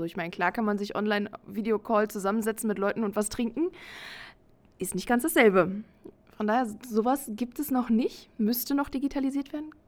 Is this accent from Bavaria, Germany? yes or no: no; Brandenburg, Germany; moved away as an adult; also born or lived in Berlin; now in Austria; Ich komme eigentlich aus Brandenburg, habe in Berlin studiert, bin nach Österreich gezogen und mache jetzt da evangelische Jugendarbeit in einer Gemeinde.